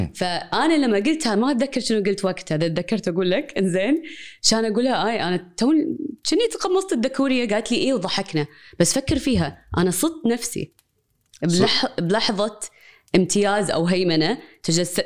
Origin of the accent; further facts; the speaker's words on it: Kuwait; انا مولوده كويتيه